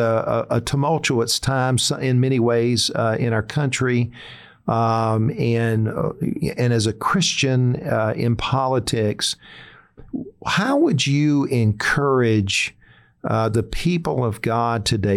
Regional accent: South Carolina, United States; I'm from South Carolina

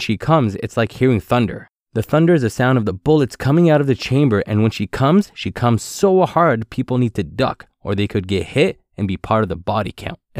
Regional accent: Ottawa, Ontario, Canada; growing up in Ottawa.

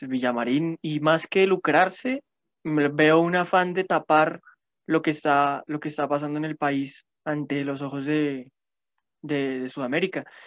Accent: Colombia; also born or lived in Bogotá; tenemos como ciudadanos y como colombianos

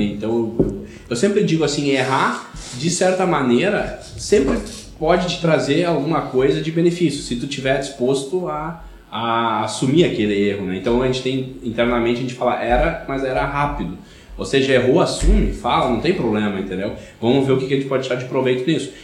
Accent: Rio Grande do Sul, Brazil; accent: colono; o sotaque tá certo, eu sou de uma cidade pequena, como princípio, interior, né? Então, colono, né? Então, até os 11 anos de idade

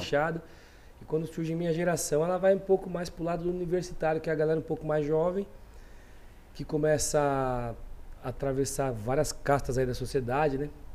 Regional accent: São Paulo, Brazil; Do Jardim Selma, nasci no Selma, Zona Sul de São Paulo.

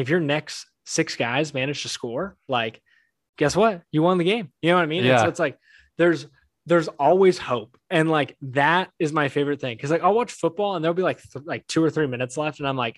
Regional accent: Anaheim, California, United States; I grew up around Anaheim. So like I follow the Angels pretty closely just because they're the hometown team, but big San Francisco Giants fans in my house.

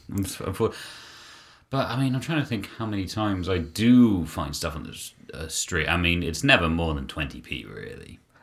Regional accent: United Kingdom; being British

